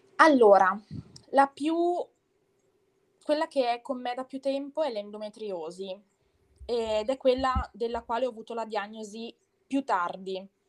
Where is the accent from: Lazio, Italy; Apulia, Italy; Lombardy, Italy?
Lombardy, Italy; Bergamo; Sono di Bergamo, cioè abito in provincia di Bergamo